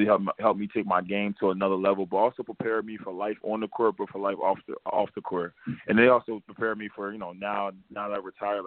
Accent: New Jersey, United States; I'm just from Cyclaville, New Jersey.

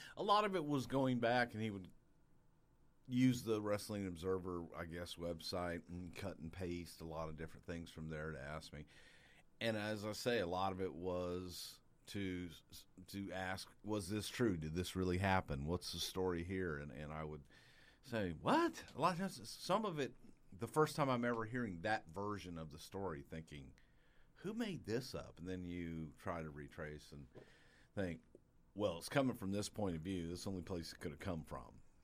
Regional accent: Texas, United States; I was a kid from Texas

